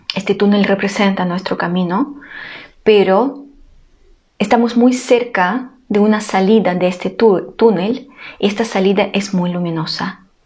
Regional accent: Ukraine; now in Chile; yo soy ucraniana

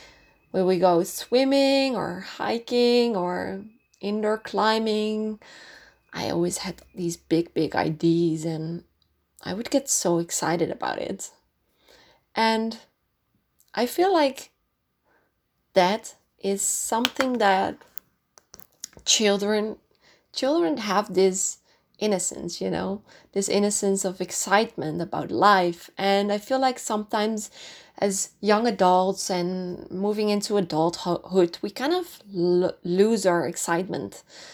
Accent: North Holland, Netherlands; English is a second language; I'm originally from Holland. I grew up in a town quite close to Amsterdam.

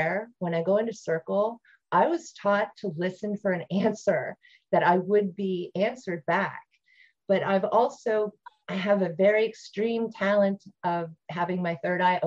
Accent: Ohio, United States; moved away; I grew up in Ohio

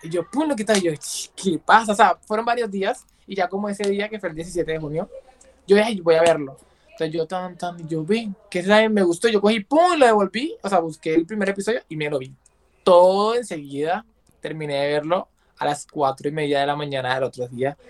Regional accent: San Andrés, San Andrés and Providencia, Colombia; soy de Colombia, específicamente yo en San Andrés Islas.

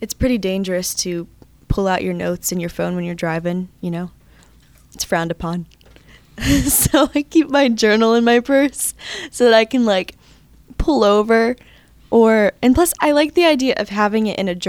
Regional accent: Akron, Ohio, United States; also born or lived in Kent; I'm from Akron

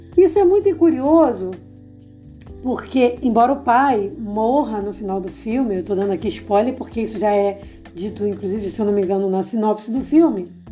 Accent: Rio de Janeiro, Brazil; eu sou do Rio de Janeiro

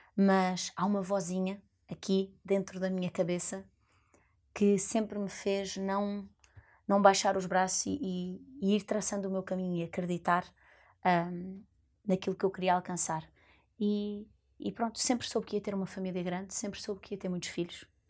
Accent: Lisbon, Portugal; eu vinha da Lapa

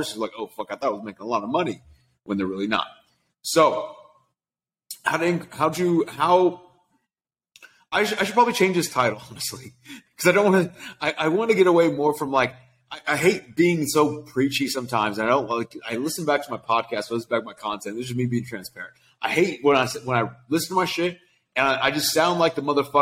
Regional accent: Sacramento, California, United States; moved away as an adult; now in Los Angeles, United States; I grew up in Sacramento, California

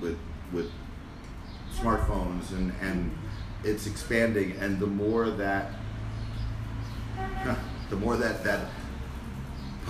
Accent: United States; I'm from America

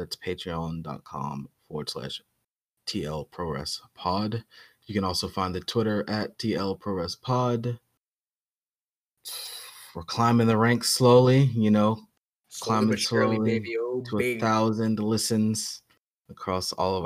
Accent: New York, United States; as a New Yorker

